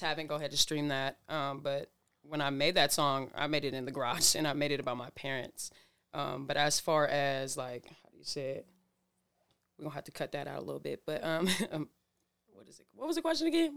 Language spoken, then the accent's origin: English; Burien, Washington, United States; born or raised there; also born or lived in Waipahu, Hawaii / Oakland, California / Seattle, Washington